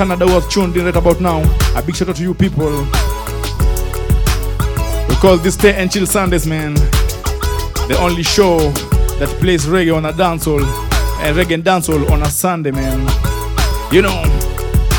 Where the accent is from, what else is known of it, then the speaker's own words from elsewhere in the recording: Kenya; we as Kenyans